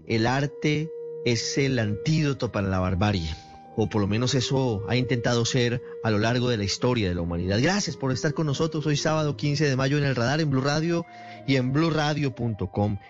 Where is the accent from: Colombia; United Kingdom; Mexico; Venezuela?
Colombia; para identificarnos como colombianos